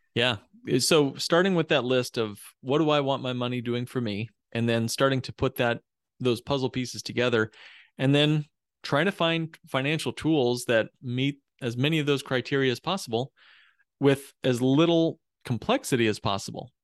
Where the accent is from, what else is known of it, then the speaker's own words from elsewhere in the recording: Indiana, United States; moved away as an adult; also born or lived in Texas; now in Chicago, United States; I grew up in Indiana. I'm a Hoosier as a kid